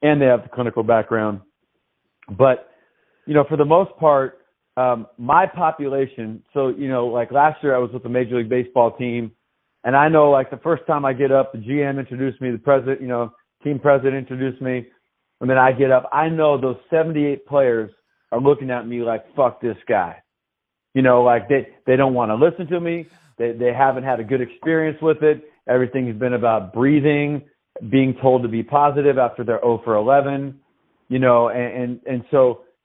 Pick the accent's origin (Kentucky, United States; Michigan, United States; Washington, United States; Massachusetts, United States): Washington, United States; Tacoma; moved away as an adult; I was raised in Tacoma, Washington, lived my first 17 years.